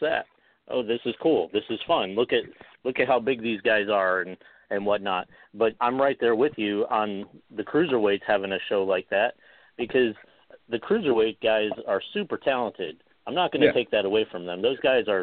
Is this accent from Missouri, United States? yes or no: no; New York, United States; As a kid myself, when I was growing up in New York